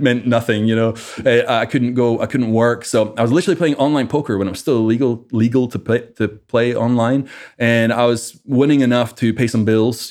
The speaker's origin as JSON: {"language": "English", "town": "Livingston Village", "region": "Scotland", "country": "United Kingdom", "tie": "born or raised there", "also_born_or_lived": "Edinburgh, Scotland", "moved": "as an adult", "lives_now": "United States", "said": "I originally, uh, grew up in Scotland. My whole family is back in Scotland. Uh, grew up in a small town called Livingston Village and about ten years old, moved to, uh, Edinburgh"}